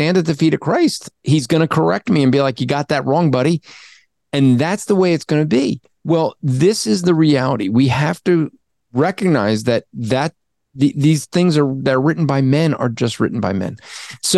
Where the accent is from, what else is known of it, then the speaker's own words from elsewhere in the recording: New Jersey, United States; I'm from Jersey